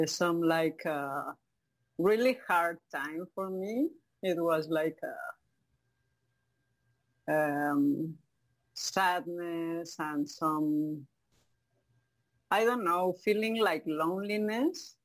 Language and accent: English; Mexico City, Mexico; English is a second language; moved away as an adult; now in Cozumel, Mexico; I was born in Mexico City. And when I was a little child, my both parents were like working all day.